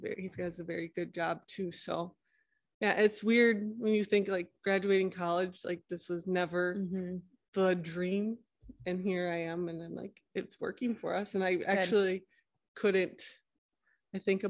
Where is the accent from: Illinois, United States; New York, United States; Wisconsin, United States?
Wisconsin, United States; small town just north of Green Bay; from Wisconsin, small town, just north of Green Bay